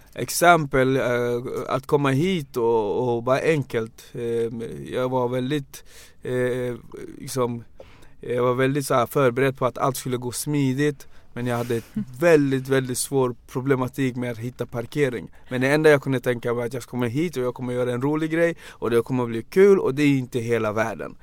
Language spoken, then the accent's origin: Swedish; Banjul, Gambia; now in Sweden; Jag är född i Gambia. Um, jag är född 83, 1983